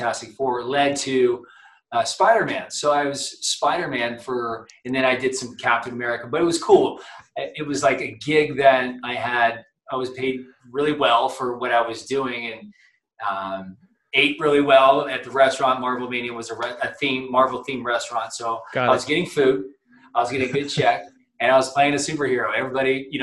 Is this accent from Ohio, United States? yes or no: yes; Columbus, Ohio, United States; I grew up in Ohio, I was a Buckeye growing up right in Columbus